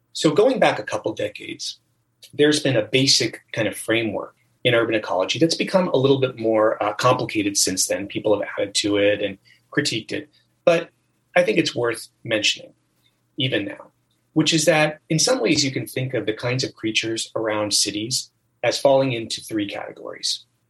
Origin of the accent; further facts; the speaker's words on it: United States; also born or lived in Hershey, Pennsylvania / Florida; I grew up mostly on the East Coast in Pennsylvania and in Florida